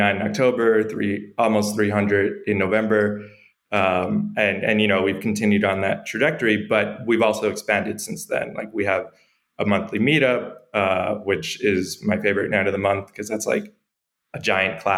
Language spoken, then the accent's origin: English; New York, United States; moved away as an adult; now in El Salvador; I'm from New York. I'm from the United States. I've been here living in El Salvador since August.